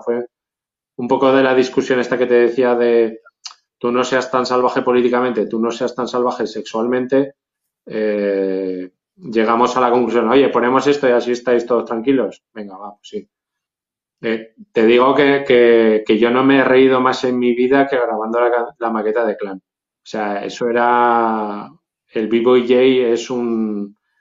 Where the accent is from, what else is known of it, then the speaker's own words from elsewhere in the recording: Zaragoza, Aragon, Spain; aquí en Zaragoza estaba el casco viejo y la zona pija, que eran zonas que no pisábamos nosotros